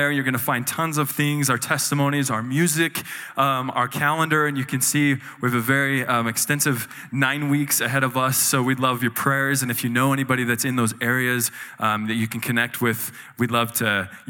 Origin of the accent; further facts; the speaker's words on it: Utah, United States; So I grew up in Utah in a very strong Mormon family and um, strong Mormon community, and everything I knew was this religion.